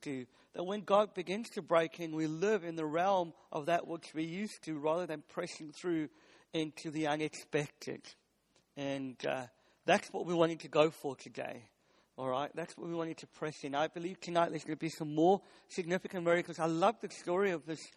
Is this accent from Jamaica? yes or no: no; South Africa; now in United Kingdom; I'm South African